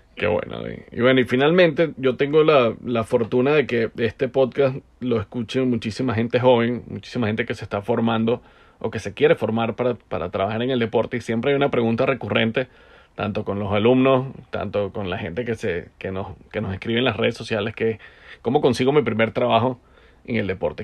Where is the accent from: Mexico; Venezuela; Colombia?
Venezuela; como venezolano